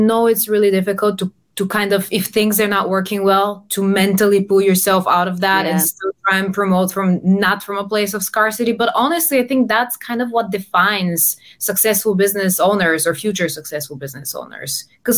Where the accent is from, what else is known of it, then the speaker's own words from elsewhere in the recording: Bulgaria; English is a second language; now in London, United Kingdom; I come from Bulgaria, but I've lived all around. I'm based in London.